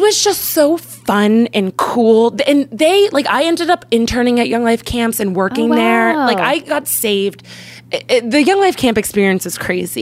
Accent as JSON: {"language": "English", "town": "Philadelphia", "region": "Pennsylvania", "country": "United States", "tie": "born or raised there", "said": "I'm from Philadelphia. So it's a really ugly city. Everyone's really ugly. And but I love it. It's my hometown"}